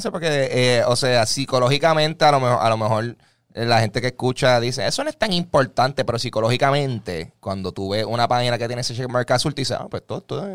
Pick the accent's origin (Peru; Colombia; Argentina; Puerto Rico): Puerto Rico